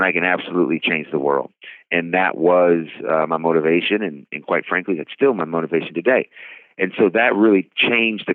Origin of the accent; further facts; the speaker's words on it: Oakland, California, United States; I grew up in the Oakland, San Francisco Bay Area in Northern California